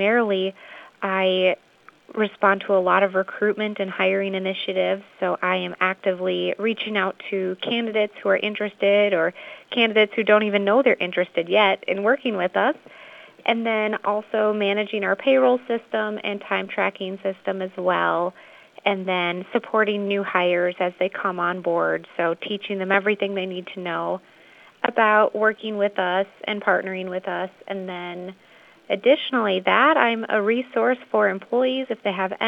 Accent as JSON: {"language": "English", "town": "Ellsworth", "region": "Wisconsin", "country": "United States", "tie": "born or raised there", "also_born_or_lived": "Red Wing, Minnesota", "said": "I grew up in the Ellsworth area, went to high school there"}